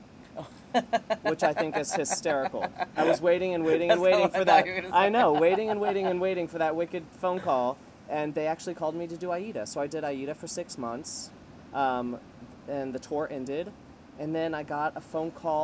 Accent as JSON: {"language": "English", "town": "Miami", "region": "Florida", "country": "United States", "tie": "born or raised there", "also_born_or_lived": "New York", "moved": "as an adult", "said": "I'm from Miami, born and raised. I moved to New York when I was 18"}